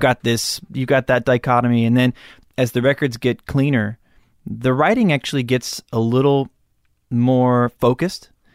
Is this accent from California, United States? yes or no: yes; Malibu, California, United States; I grew up in Malibu